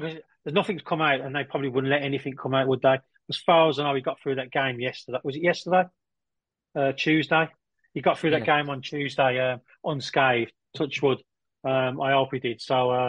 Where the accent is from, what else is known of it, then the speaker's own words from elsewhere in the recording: Liverpool, North West England, United Kingdom; I'm from the Anfield.